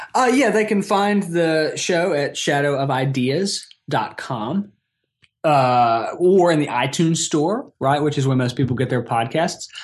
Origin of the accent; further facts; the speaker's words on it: Atlanta, Georgia, United States; also born or lived in College Park, Georgia / Brighton, United Kingdom / Athens, Georgia; I've ended up moving back to my hometown where I grew up here in suburban Atlanta.